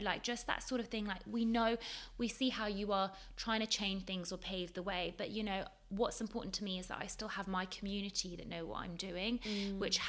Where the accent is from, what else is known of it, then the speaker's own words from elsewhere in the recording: London, United Kingdom; also born or lived in Leeds; I grew up in London. I grew up in a very multicultural society in London